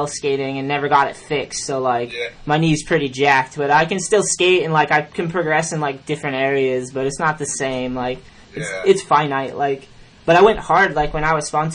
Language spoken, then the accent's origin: English; East Coast, United States; I grew up on the East Coast